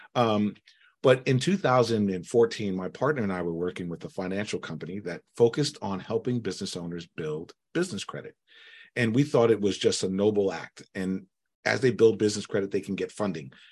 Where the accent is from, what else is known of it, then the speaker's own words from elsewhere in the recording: United States; I was born here in the United States.